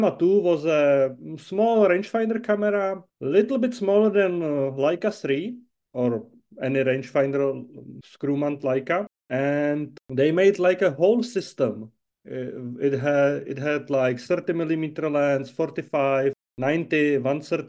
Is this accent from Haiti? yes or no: no; Czechia; I'm from Czech Republic, quite close to Prague, which is our capital.